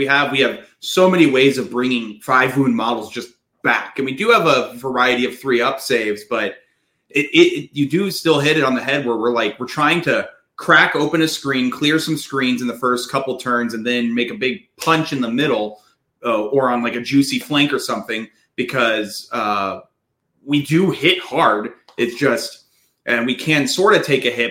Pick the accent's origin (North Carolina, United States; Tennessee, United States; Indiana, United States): Tennessee, United States; Nashville; I'm from Nashville, Tennessee